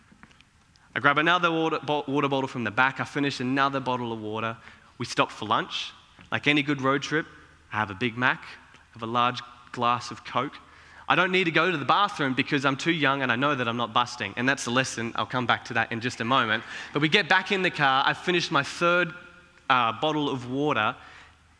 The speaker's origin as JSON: {"language": "English", "town": "Cairns", "region": "Queensland", "country": "Australia", "tie": "born or raised there", "said": "as a kid, my immediate family, we grew up in Cairns"}